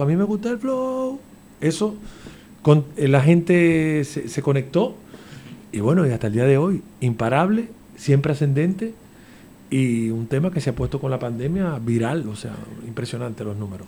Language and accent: Spanish; Dominican Republic; now in Canary Islands, Spain; soy de República Dominicana